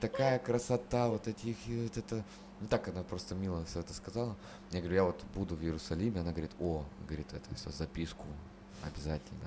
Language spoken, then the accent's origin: Russian; Chernushka, Perm Krai, Russia; moved away as an adult; из Чернушки, из моего родного города